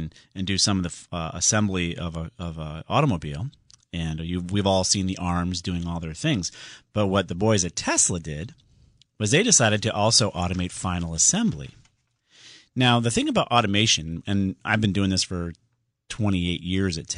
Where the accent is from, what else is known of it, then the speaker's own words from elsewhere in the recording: Southington, Connecticut, United States; in Southington, my hometown